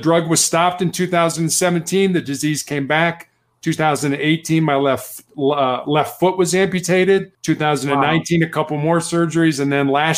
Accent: Chicago, Illinois, United States; also born or lived in Charleston, South Carolina; was born and raised in Chicago, Illinois

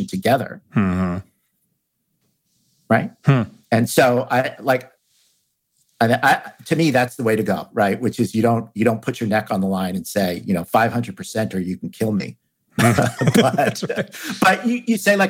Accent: New York City, New York, United States; I grew up in New York City

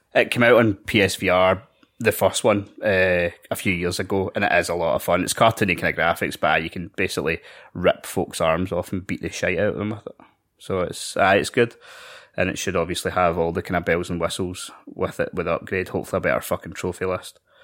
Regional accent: Scotland, United Kingdom; we're Scottish.

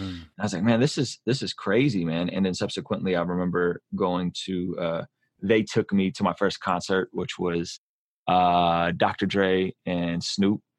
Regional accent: San Diego, California, United States; English is a second language; also born or lived in Baku, Azerbaijan; We relocated to San Diego, which at the time was a predominantly Black, mm, Hispanic neighborhood

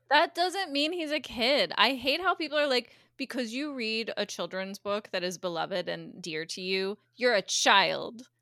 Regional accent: United States; I'm American

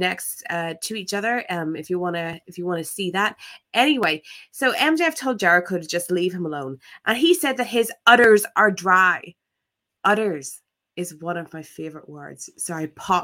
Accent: Ireland; I am but an Irish girl

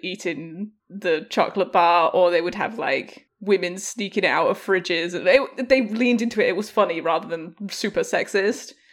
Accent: York, Yorkshire and the Humber, United Kingdom; a chocolate bar made in my hometown called a Yorkie.

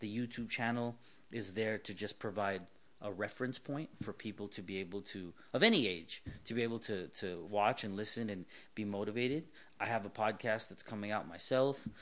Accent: Southern California, United States; born and raised in Southern California

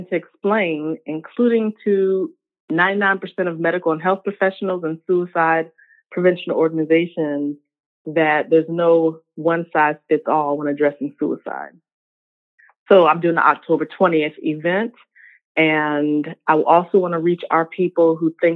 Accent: Richmond, Virginia, United States; born or raised there; also born or lived in North Carolina

